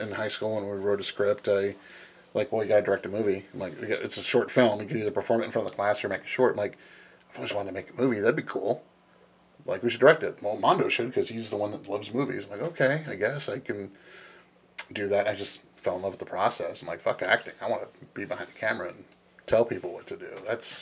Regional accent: Los Angeles, California, United States; moved away as an adult; now in Midwest, United States; I was born and raised in Los Angeles, and then I moved to the Midwest

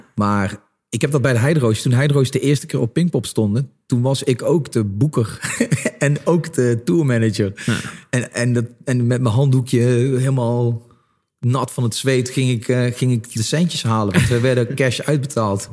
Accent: Limburg, Netherlands; En ik kom uit Limburg, ik kom uit een, eh, eh, nou ja, een klein dorp

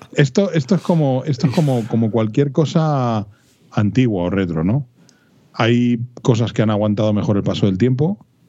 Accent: Madrid, Community of Madrid, Spain; Yo soy de Vallecas

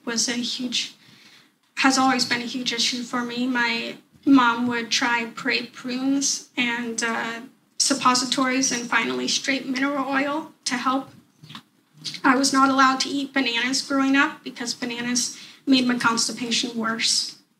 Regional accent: Portland, Oregon, United States; I am 27 years old and I come from Portland, Oregon

